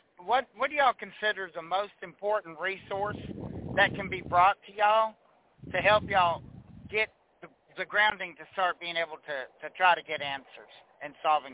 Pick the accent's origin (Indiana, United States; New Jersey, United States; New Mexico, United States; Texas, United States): Texas, United States; Houston; now in Knoxville, United States; Okay, I'm originally from Houston, Texas, but I've lived in the Knoxville, Tennessee area for about 35 years.